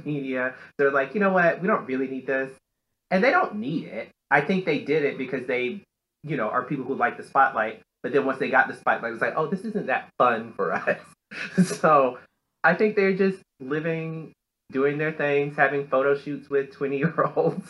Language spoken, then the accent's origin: English; Deep South, United States; I grew up in the Deep South, you know, country club, golfing, horseback riding, all that kind of stuff